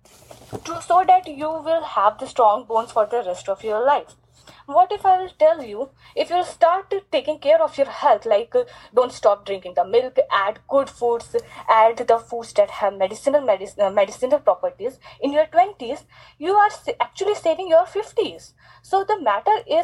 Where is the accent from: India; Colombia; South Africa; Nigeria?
India; I'm from India